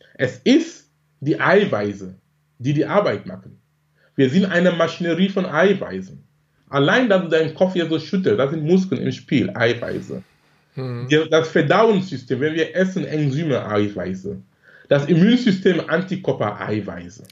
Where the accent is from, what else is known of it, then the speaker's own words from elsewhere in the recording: Cameroon; moved away as an adult; now in Germany; gebürtig komme ich aus Kamerun, lebe in Deutschland seit fast 20 Jahren. Bin damals wegen Studium gekommen